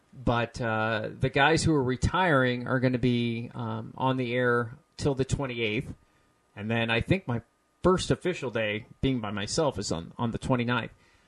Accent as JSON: {"language": "English", "town": "Peoria", "region": "Illinois", "country": "United States", "said": "I'm originally from Peoria."}